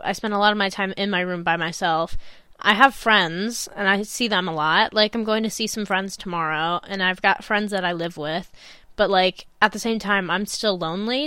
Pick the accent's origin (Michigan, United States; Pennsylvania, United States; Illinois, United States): Illinois, United States; moved away as an adult; now in Manchester, United Kingdom; some life back in my hometown, in Illinois